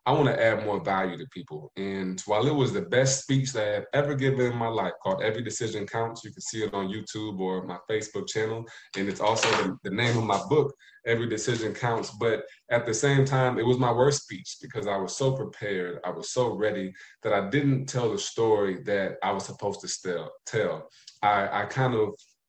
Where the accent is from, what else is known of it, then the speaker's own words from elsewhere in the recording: Indiana, United States; moved away as an adult; also born or lived in Ohio; now in Hartsville, United States; I'm from Indiana to start. I went to school in Ohio.